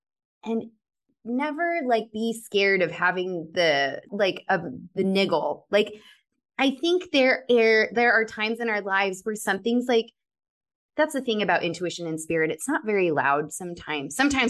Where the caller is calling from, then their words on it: Colorado, United States; moved away as an adult; I moved from Colorado to California, April of 2020